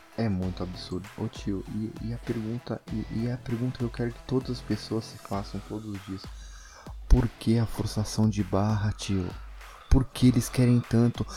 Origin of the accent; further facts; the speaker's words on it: Brazil; nós somos do Brasil